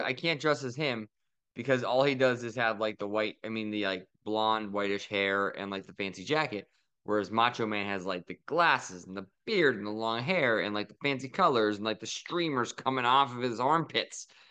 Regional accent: Philadelphia, Pennsylvania, United States; we're from Philly

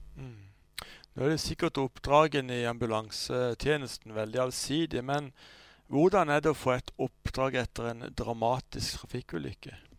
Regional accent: Sørlandet, Southern Norway, Norway; kommer vi fra Sørlandet

